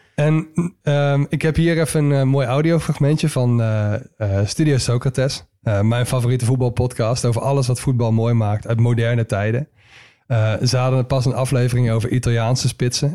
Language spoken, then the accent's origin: Dutch; Netherlands; wij als Nederlanders